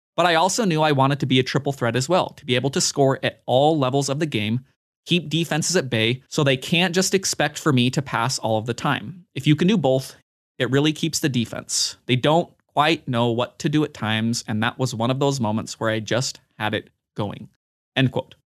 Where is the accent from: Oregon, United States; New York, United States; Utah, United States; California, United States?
Utah, United States; I grew up in Utah